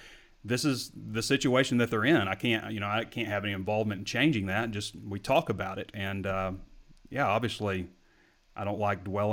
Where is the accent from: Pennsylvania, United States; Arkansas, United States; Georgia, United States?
Arkansas, United States; I grew up in Arkansas